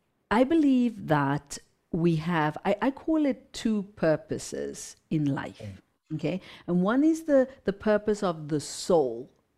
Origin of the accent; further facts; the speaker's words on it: Zimbabwe; So even though I come from Zimbabwe, I come from hatred, I come from, physical abuse, sexual abuse, I come from an abusive past